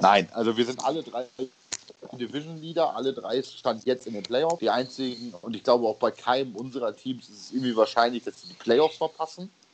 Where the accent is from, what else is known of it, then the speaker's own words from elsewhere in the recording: East Frisia, Lower Saxony, Germany; ich komme gebürtig aus Ostfriesland